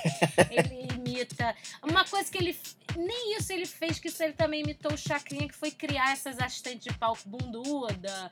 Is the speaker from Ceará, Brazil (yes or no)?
no; Rio de Janeiro, Brazil; also born or lived in Taguatinga, Distrito Federal; Todo mundo é daqui do Rio